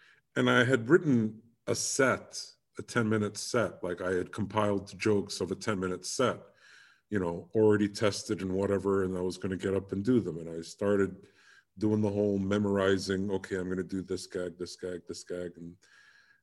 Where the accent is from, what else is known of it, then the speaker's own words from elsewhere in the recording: United Kingdom; I'm British